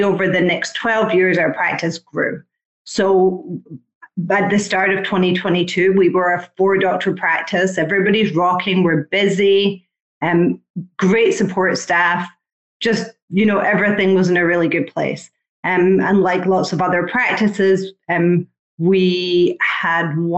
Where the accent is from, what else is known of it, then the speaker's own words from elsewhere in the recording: United Kingdom; also born or lived in Ocala, Florida; now in Palm City, United States; I'm British